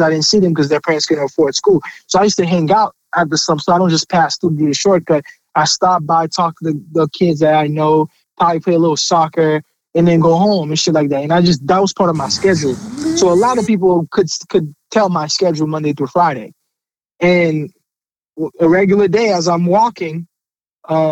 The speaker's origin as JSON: {"language": "English", "country": "Haiti", "also_born_or_lived": "Port-au-Prince", "moved": "yes", "lives_now": "United States", "said": "I'm from Haiti originally"}